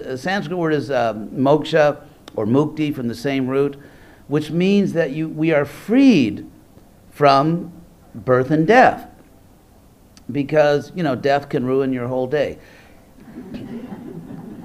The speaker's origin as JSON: {"language": "English", "region": "California", "country": "United States", "said": "I'm from California"}